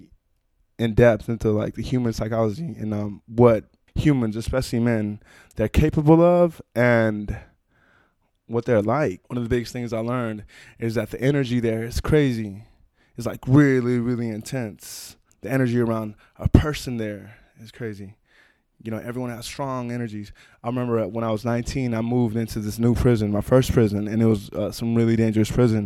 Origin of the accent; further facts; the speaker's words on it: Oakland, California, United States; I grew up in Oakland